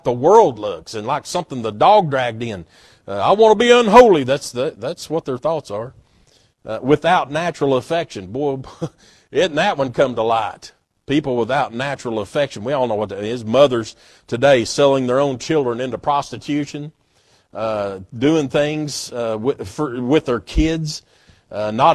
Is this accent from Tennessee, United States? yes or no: yes; Knoxville, Tennessee, United States; I'm proud to be an East Tennessean. I'm proud to be from Tennessee and Corrington, Knoxville area. I'm proud of that. I had no doing with it. God just blessed me to be able to be born here